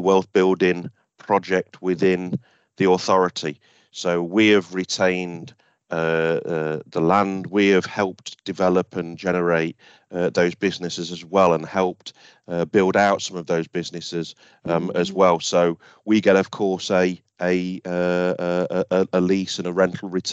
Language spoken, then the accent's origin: English; Beeston, East Midlands, United Kingdom; I'm from Beeston. I've lived here all my life, so I love it round here.